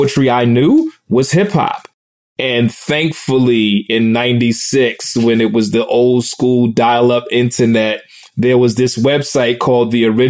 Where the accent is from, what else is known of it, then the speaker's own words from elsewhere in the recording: New York City, New York, United States; I grew up in Brooklyn, New York